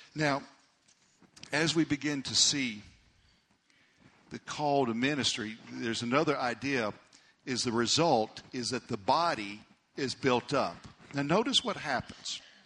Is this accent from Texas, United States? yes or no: yes; Amarillo, Texas, United States; we grew up in Amarillo